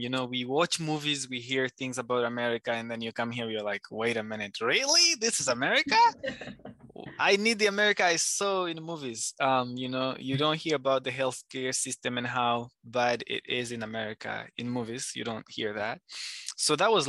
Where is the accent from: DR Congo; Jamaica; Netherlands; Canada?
DR Congo; North Kivu; also born or lived in Rwanda; now in Virginia, United States; I am from the eastern part, a province called the North Kivu, which is like North Kivu in English. So that's where I'm from, born and raised.